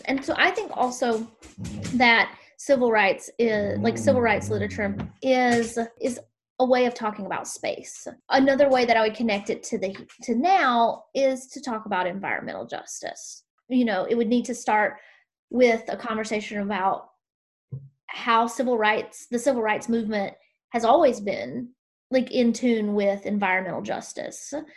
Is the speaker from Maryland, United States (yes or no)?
no; South Carolina, United States; growing up in South Carolina